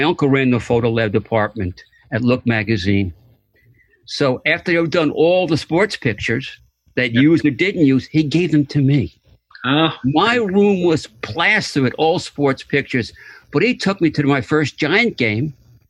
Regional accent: Long Island, New York, United States; When I was growing up in Long Island

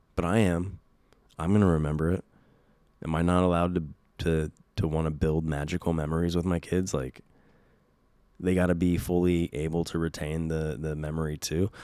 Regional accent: West Coast, United States; growing up on the West Coast

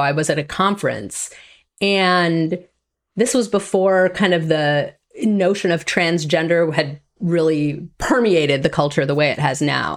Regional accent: Green Bay, Wisconsin, United States; I grew up in Green Bay, Wisconsin.

